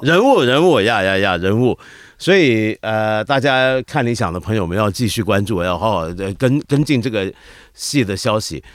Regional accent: Hong Kong; 我们香港人自己

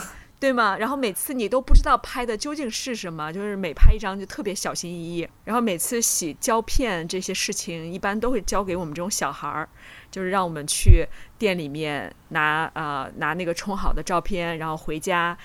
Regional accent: Jinan, Shandong, China; 因为济南也是算北方嘛，我们有的时候那个冬天下雪

